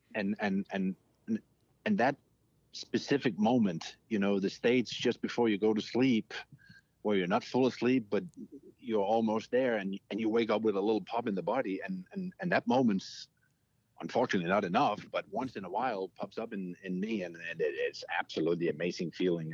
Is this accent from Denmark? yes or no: yes; Denmark; moved away; I'm from Denmark.